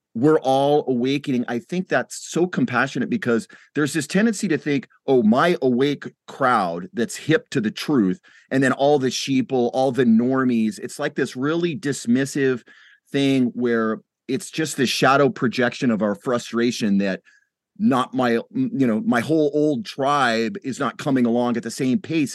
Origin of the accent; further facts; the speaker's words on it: United States; as an American